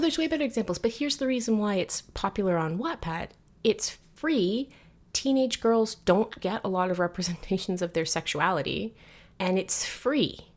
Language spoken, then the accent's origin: English; Canada; my cultural positioning as Canadian